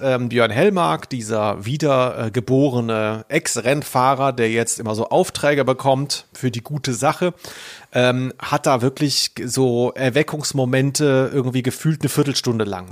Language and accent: German; Southern Germany, Germany; ich komme ja aus Süddeutschland